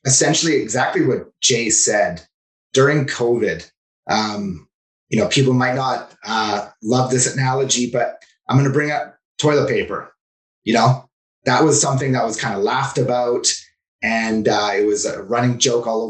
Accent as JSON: {"language": "English", "town": "Vancouver", "region": "British Columbia", "country": "Canada", "tie": "born or raised there", "also_born_or_lived": "Sea to Sky corridor", "said": "I was born and raised in Vancouver"}